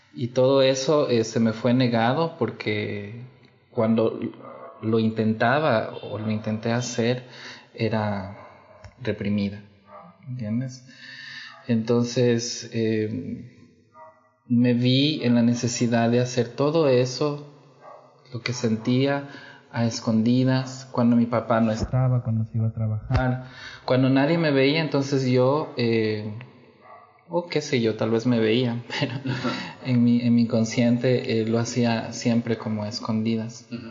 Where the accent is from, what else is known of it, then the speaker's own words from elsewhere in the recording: Ecuador; moved away as an adult; now in Brazil; yo nací en Ecuador.